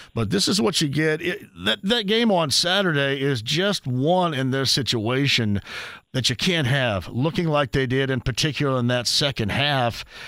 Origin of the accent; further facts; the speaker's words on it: Southern Indiana, United States; I'm from Southern Indiana